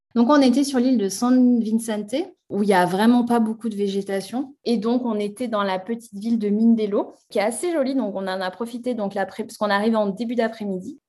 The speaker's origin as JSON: {"language": "French", "country": "France", "said": "chez nous en France"}